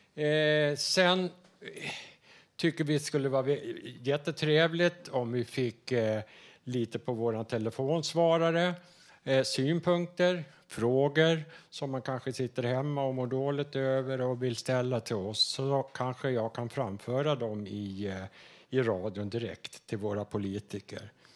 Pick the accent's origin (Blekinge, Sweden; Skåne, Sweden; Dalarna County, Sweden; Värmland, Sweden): Dalarna County, Sweden; accent: Dalarna; now in Stockholm, Sweden; jag kommer från norra Dalarna